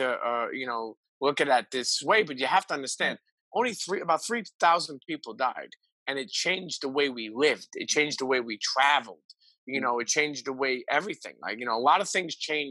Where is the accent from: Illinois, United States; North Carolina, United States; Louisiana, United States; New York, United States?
New York, United States; New York City; I grew up in Brooklyn.